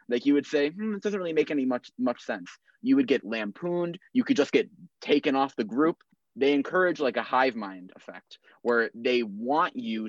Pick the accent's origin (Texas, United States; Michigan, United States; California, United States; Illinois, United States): California, United States; Los Angeles; growing up in Los Angeles